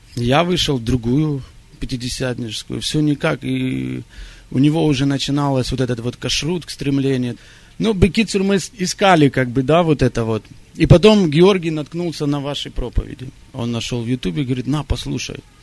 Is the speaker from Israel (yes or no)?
yes; Israel; moved away; я сам э, из Израиля, я вырос в Израиле